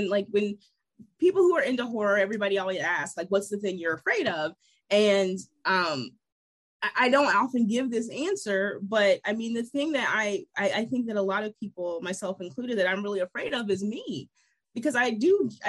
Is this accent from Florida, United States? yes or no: no; Ohio, United States; moved away; I'm originally from Ohio